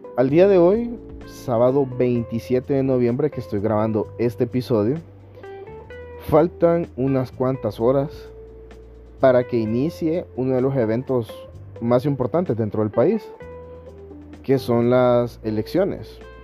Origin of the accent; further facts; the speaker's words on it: Honduras; todo el pueblo hondureño